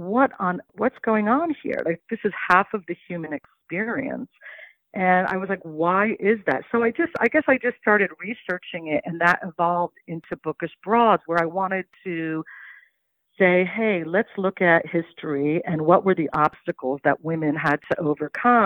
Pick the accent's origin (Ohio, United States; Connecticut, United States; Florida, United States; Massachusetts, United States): Ohio, United States; Cincinnati; moved away; also born or lived in Greenwich Village, New York; When I was growing up in Cincinnati